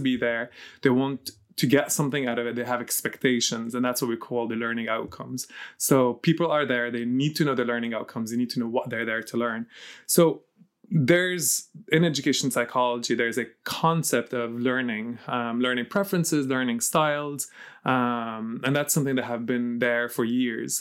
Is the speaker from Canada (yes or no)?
no; Lebanon; moved away; also born or lived in Ireland; So I was born and raised in Lebanon